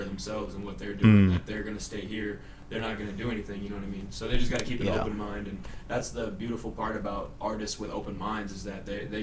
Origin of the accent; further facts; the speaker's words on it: Iowa, United States; I'm from Iowa